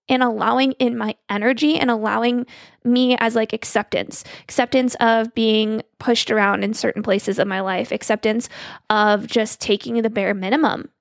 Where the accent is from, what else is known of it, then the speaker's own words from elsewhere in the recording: Arizona, United States; moved away as an adult; now in Missouri, United States; I'm from Arizona. I moved to Missouri for him.